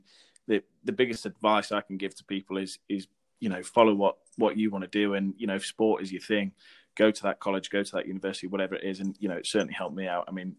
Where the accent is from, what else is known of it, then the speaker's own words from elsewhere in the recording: Newcastle upon Tyne, North East England, United Kingdom; also born or lived in Sheffield; Newcastle, my hometown